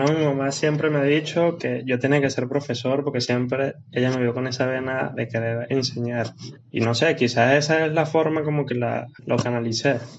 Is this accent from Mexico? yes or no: no; Venezuela; eh, a nivel país, como le dije, soy de Venezuela, un, tan crítico.